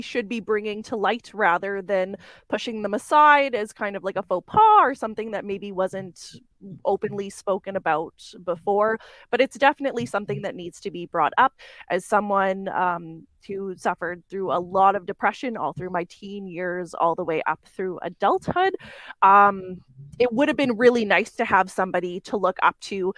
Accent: Winnipeg, Manitoba, Canada; I'm a cosplayer from Winnipeg, Manitoba, or Winterpeg, Manitoba

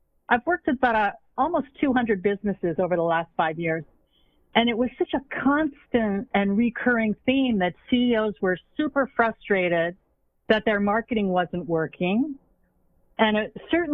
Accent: Montreal, Quebec, Canada; I grew up in Montreal.

